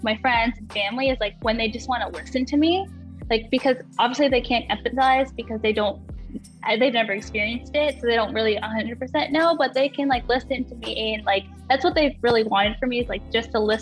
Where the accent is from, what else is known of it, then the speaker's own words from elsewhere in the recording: Pennsylvania, United States; also born or lived in New Jersey; I grew up in Pennsylvania